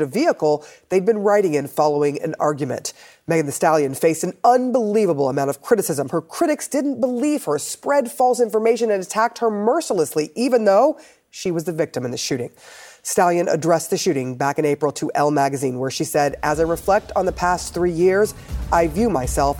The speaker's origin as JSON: {"language": "English", "region": "Florida", "country": "United States", "tie": "born or raised there", "said": "I grew up in Florida"}